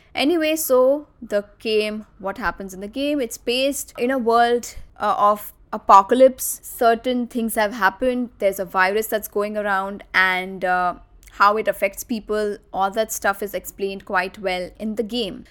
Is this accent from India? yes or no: yes; Nagpur, Maharashtra, India; my father built his dream house in my hometown in Nagpur